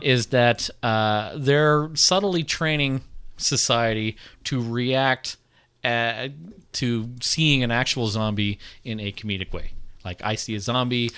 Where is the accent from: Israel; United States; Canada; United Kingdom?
Canada